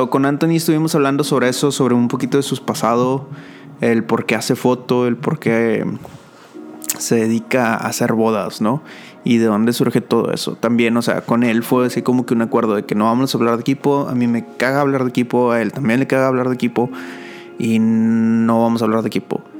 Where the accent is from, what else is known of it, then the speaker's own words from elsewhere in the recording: Monterrey, Nuevo León, Mexico; now in San Antonio, United States; Ese es mi nombre. soy, de San, soy de Monterrey y vivo en San Antonio, Texas.